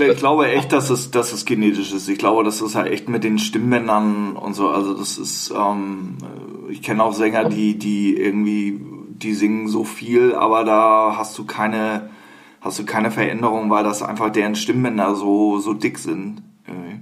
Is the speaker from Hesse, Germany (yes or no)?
no; Hamburg, Germany; als Hamburger